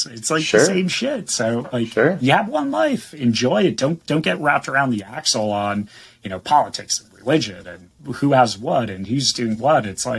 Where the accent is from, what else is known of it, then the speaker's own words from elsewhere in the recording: East Coast, United States; now in San Diego, United States; I was born and raised on the East Coast and moved out to San Diego.